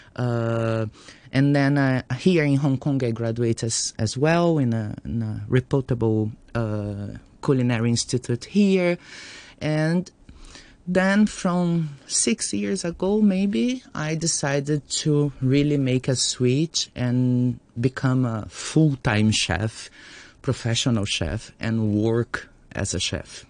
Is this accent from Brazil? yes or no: yes; Brazil